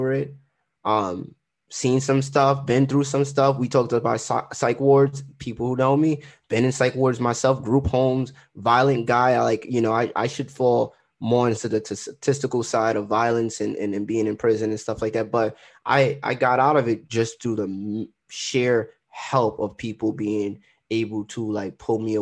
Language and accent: English; Trinidad & Tobago; Yeah, I'm Trinidadian.